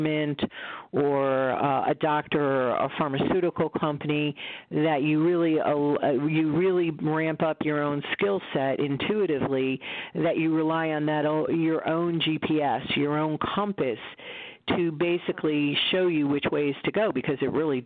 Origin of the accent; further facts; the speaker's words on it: United States; also born or lived in Connecticut; I, as an American